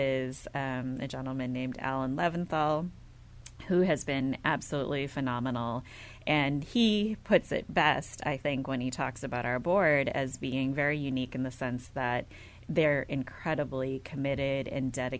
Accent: outside of Milwaukee, Wisconsin, United States; I was born and raised in the Midwest, outside of Milwaukee, Wisconsin

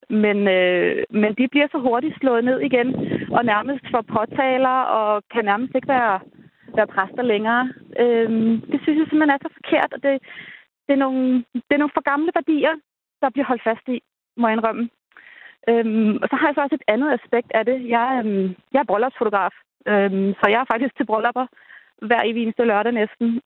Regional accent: Denmark; vi er danskere, og vores kirke, det er den, der har været her i flere hundrede år

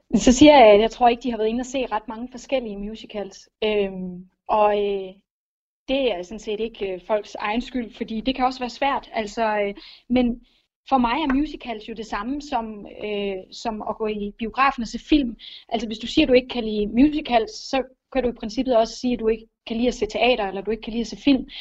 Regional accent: Lolland, Zealand, Denmark; Jeg er opvokset på Lolland

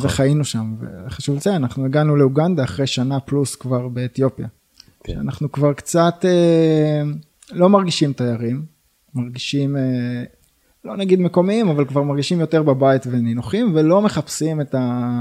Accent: Michmanim, Northern District, Israel; אני נולדתי במכמנים וגר היום גם במכמנים.

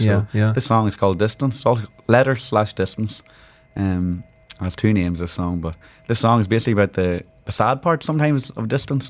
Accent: Tyrone, Northern Ireland, United Kingdom; moved away as an adult; also born or lived in Liverpool; now in Dubai, United Arab Emirates; I grew up in a very rich musical county as Tyrone, and I was raised on old Irish folk music.

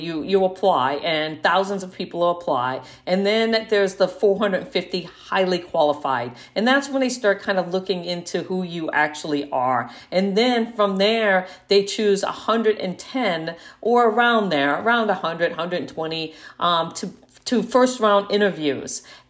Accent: Guam; born there; I was born on Guam as a result of my dad working at the NASA tracking station there during the Apollo missions.

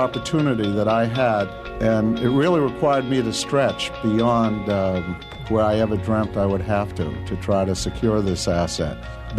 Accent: Boston, Massachusetts, United States; This is my hometown

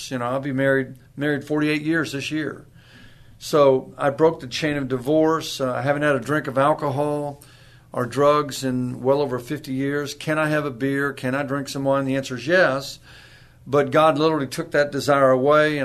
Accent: Corpus Christi, Texas, United States; also born or lived in Virginia / San Antonio, Texas; I was born in Virginia. I just tell people I got to Texas as quick as I could. And I got to Corpus Christi

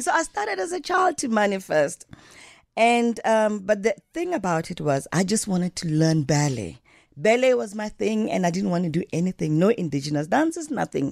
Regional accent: Johannesburg, Gauteng, South Africa; also born or lived in Diepkloof, Soweto; I grew up in Alexandra Township

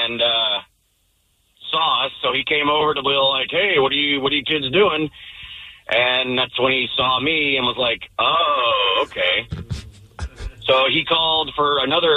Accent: Panama City, Florida, United States; now in Port Orchard, United States; this is when I grew up down in Panama City, Florida

